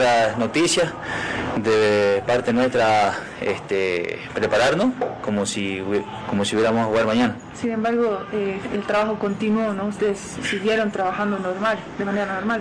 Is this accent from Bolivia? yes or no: yes; Santa Cruz de la Sierra, Santa Cruz, Bolivia; moved away; soy de Santa Cruz y también me, eh, me, asusta porque tengo la familia allá también